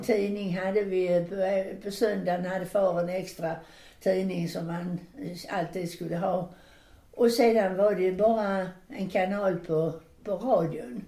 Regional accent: Landskrona, Skåne, Sweden; Där hemma i Landskrona för vi, vi var ju nära Danmark

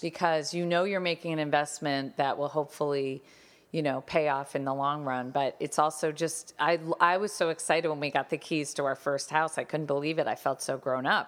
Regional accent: Connecticut, United States; Tyler and I grew up in Connecticut

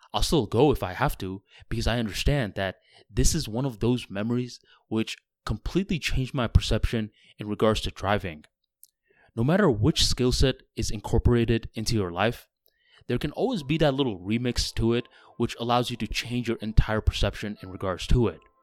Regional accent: Florida, United States; I'm from Florida, where all the roads are flat

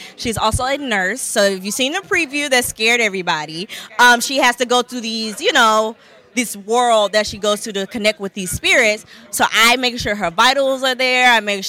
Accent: the South, United States; now in Los Angeles, United States; I'm from here before everybody comes for me. Okay. I'm from here. Grew up in a church. But when I moved to L.A.

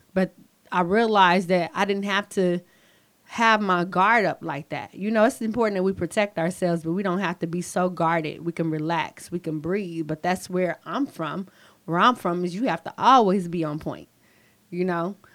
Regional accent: St. Louis, Missouri, United States; now in Renton, United States; Growing up in St. Louis was kind of rough

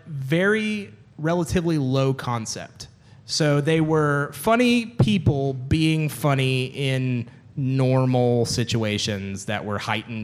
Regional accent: United Kingdom; I'm actually British.

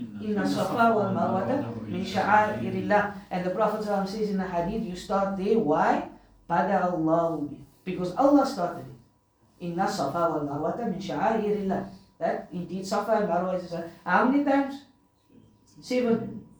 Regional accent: Cape Town, Western Cape, South Africa; Because growing up in Cape Town, you'd hear people make this joke, right?

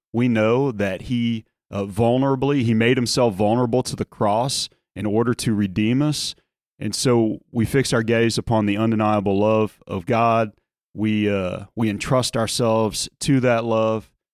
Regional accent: outside of New Orleans, Louisiana, United States; moved away as an adult; my time growing up outside of New Orleans

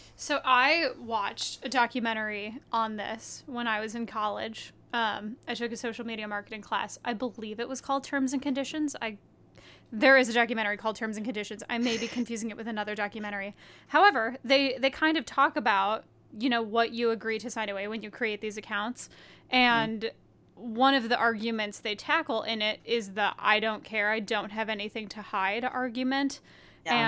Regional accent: Detroit, Michigan, United States; moved away as an adult; also born or lived in Chicago / Atlanta; now in New York, United States; I am from the Metro Detroit area. Maddie and I went to middle school together

